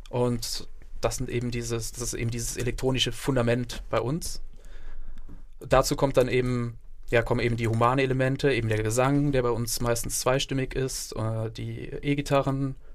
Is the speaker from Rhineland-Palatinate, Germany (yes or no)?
yes; Neuwied, Rhineland-Palatinate, Germany; Ja, für mich ist Bonn irgendwie Heimat. Ich meine, wir kommen zwar aus dem Raum Neuwied, aber tatsächlich ist die Entfernung zu Bonn für uns genauso groß wie Neuwied.